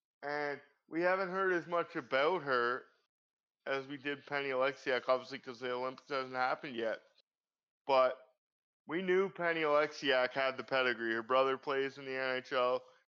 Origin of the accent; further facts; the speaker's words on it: Canada; my entire life as a Canadian sports fan.